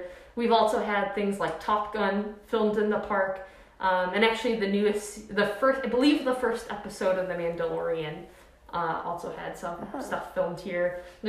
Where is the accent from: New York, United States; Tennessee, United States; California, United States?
New York, United States; Western; moved away; I am a park ranger at Death Valley National Park. I grew up in Western New York. I've only been here at Death Valley for a couple months now.